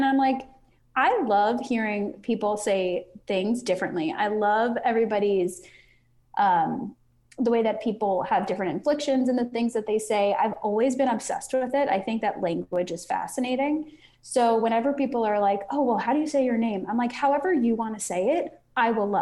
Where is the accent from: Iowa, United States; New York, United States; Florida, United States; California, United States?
New York, United States; Long Island; moved away as an adult; I grew up on Long Island in New York